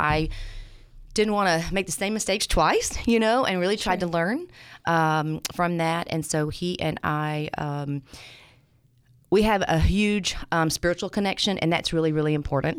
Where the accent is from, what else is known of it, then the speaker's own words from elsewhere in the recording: Nashville, Tennessee, United States; moved away as an adult; now in Memphis, United States; So I'm from Nashville.